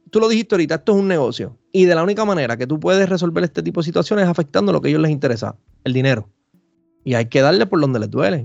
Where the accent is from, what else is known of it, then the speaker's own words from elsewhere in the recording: Puerto Rico; acá en Puerto Rico